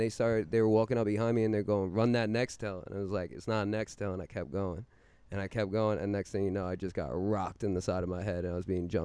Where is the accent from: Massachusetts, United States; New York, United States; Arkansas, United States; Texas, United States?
New York, United States; New York City; I grew up in Queens Village.